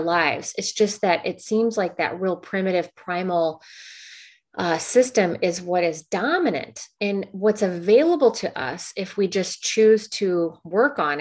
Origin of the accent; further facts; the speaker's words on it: Midwest, United States; I grew up in the Midwest.